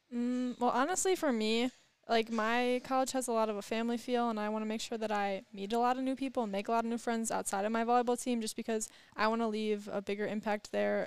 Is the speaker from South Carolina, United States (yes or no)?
no; Oconomowoc, Wisconsin, United States; I went to Oconomowoc High School